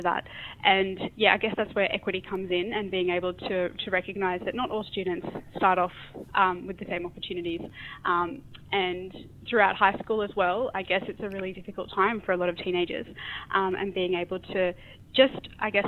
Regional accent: Australia; also born or lived in Sri Lanka; I am Australian, and growing up in two different regional and rural towns has shaped who I am as well, and then moving to the city.

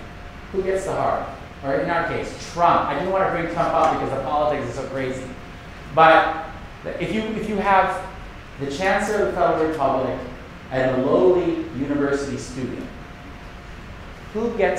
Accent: Bangkok, Thailand; So I am a Filipino-American, but I grew up in Bangkok, Thailand. So I spend most of my time in Bangkok with Buddhist, you know, Buddhist society and Buddhist culture.

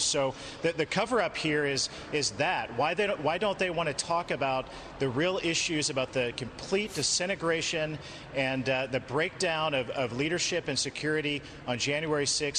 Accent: Columbia City, Indiana, United States; my hometown in Columbia City, Indiana.

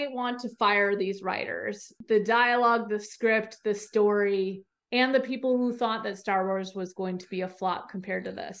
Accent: Michigan, United States; moved away as an adult; also born or lived in Canada / Washington, D.C.; now in Texas, United States; I was born in Canada, and we've made the trip back and forth to Michigan and Canada many times.

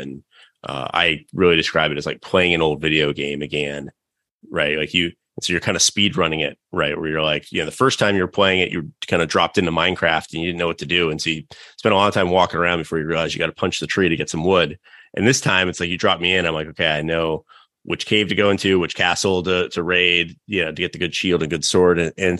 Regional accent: North Carolina, United States; growing up in North Carolina, just super hard to find other people

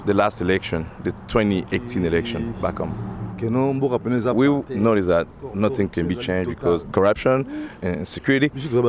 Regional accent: DR Congo; moved away as an adult; now in Portland, United States; I'm from the Congo.

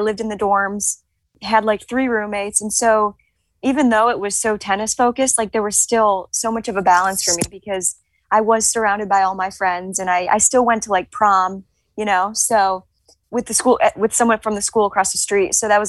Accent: Cleveland, Ohio, United States; Cleveland is obviously my favorite city. It's my hometown

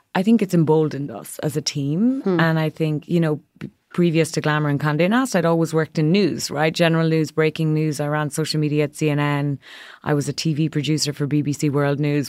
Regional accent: Ireland; moved away as an adult; now in New York, United States; growing up in a country, I'm from Ireland, where for decades and generations, women had no access to reproductive rights

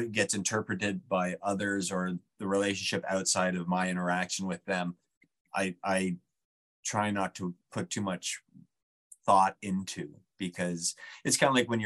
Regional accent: New Brunswick, Canada; I grew up in New Brunswick. I was born in New Brunswick

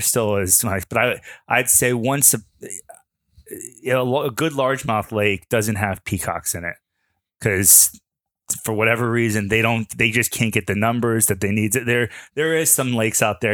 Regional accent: Fort Lauderdale, Florida, United States; I grew up in Fort Lauderdale

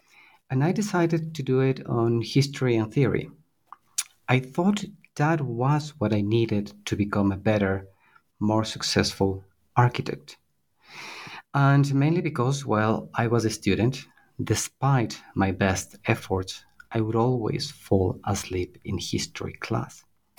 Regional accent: Quito, Pichincha, Ecuador; Certainly. I was born and raised in Quito. It is where I did my degree in architecture, at Universidad San Francisco de Quito

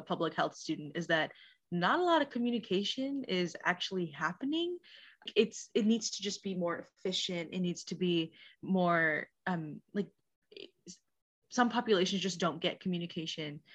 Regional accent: Des Moines, Iowa, United States; now in Iowa City, United States; I, I'm from Des Moines, uh, but I live in Iowa City

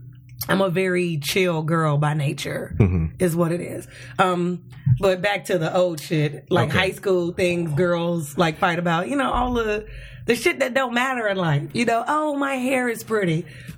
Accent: Chicago, Illinois, United States; now in Los Angeles, United States; I went to high school in Chicago. I'm from Chicago.

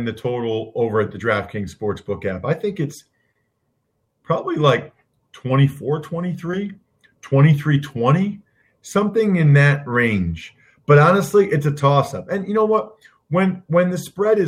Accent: Wyomissing, Pennsylvania, United States; growing up in Wyomissing

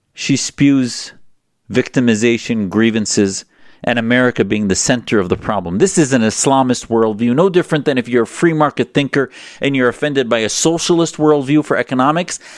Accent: United States; as an American Muslim

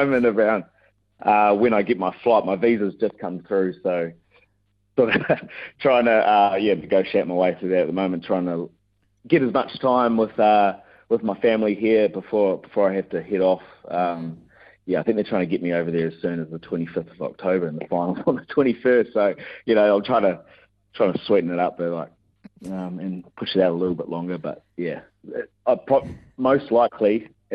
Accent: Hawke's Bay, New Zealand; We grew up in Hawke's Bay together

